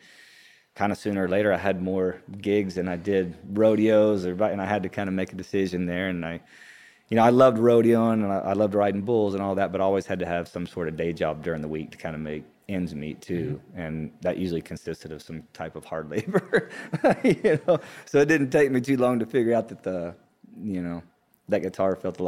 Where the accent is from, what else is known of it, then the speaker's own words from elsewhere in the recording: Texas, United States; also born or lived in Hobbs, New Mexico; I'm originally, I was born in Hobbs, New Mexico, grew up in West Texas, around Midland and Odessa, and kind of all over Texas. My family moved around quite a bit.